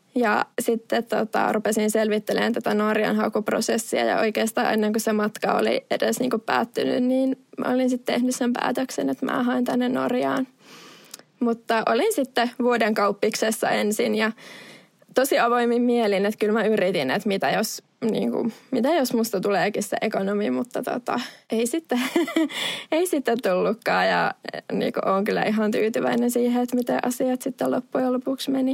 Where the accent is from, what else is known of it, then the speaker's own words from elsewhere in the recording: Vaasa, Ostrobothnia, Finland; moved away as an adult; also born or lived in Oulu, Finland; now in Norway; kun mä Vaasasta oon kotoisin, niin oon kasvanut vahvasti kaksikielisessä ympäristössä